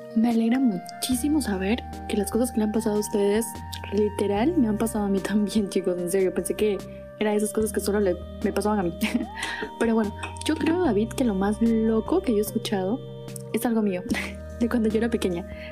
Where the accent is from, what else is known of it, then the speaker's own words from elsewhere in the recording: Puerto Francisco de Orellana, Orellana, Ecuador; soy del COCA